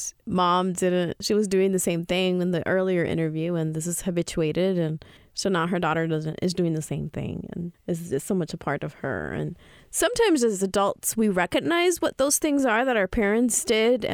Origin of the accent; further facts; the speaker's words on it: Dominican Republic; moved away; I grew up in the Dominican Republic, and so I'm from the Dominican Republic